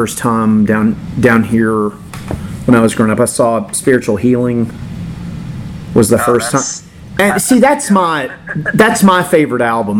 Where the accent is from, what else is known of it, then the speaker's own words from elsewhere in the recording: Miami, Florida, United States; now in Pensacola, United States; I'm from the Miami area